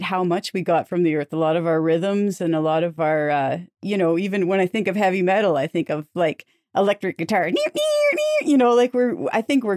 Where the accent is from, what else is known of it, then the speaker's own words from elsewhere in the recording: Lively, Ontario, Canada; moved away; also born or lived in Toronto; I'm from Lively, Ontario, originally